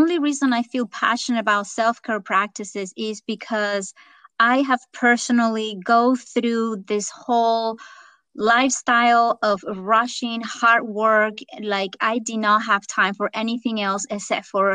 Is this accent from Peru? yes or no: no; Venezuela; English is a second language; moved away as an adult; also born or lived in California; now in United States; I am originally from Venezuela and moved to the United States about close to 20 years ago